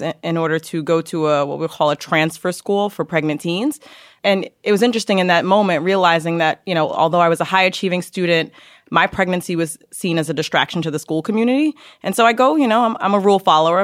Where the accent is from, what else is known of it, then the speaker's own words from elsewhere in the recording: New York City, New York, United States; also born or lived in Yonkers / Harlem; I grew up in Yonkers in the Bronx, so I'm a native New Yorker